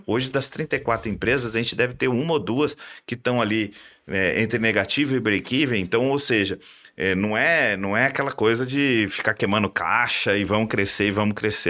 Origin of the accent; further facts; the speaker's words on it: Minas Gerais, Brazil; sou mineiro, né? E em Minas eu comecei logo na, na antiga Brama